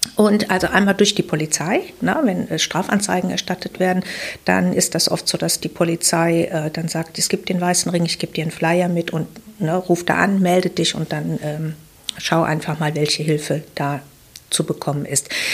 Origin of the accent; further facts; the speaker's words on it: Wuppertal, North Rhine-Westphalia, Germany; ich bin geboren in Wuppertal. Ich habe die Schule in Wuppertal besucht